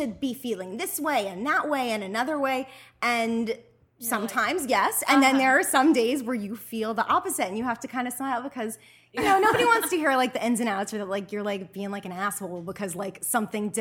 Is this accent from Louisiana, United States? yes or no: yes; New Orleans, Louisiana, United States; moved away; also born or lived in Mandeville, Louisiana; I'm originally from New Orleans, Louisiana.